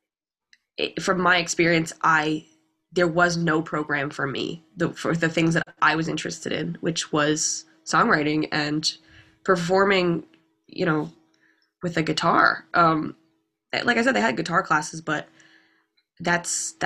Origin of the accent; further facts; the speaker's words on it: Lowell, Massachusetts, United States; I'm from Lowell